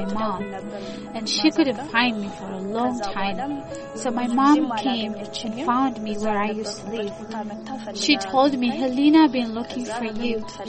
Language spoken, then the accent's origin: English; Addis Ababa, Ethiopia; born there; I was born in Addis Ababa. I'm 17 years old.